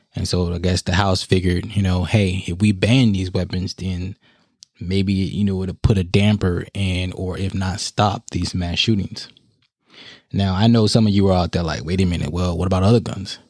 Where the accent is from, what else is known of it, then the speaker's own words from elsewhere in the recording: United States; us as American people